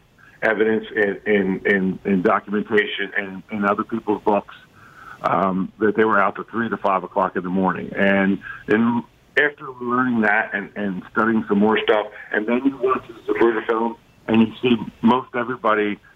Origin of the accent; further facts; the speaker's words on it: Ridley Park, Pennsylvania, United States; I'm a kid from Ridley Park, Pennsylvania, you know, right outside of Philadelphia